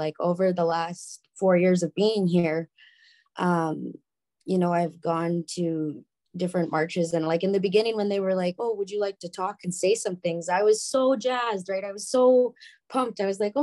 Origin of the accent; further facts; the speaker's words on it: Bonnyville, Alberta, Canada; also born or lived in Prince Edward Island; now in Calgary, Canada; I was born and raised in Bonnyville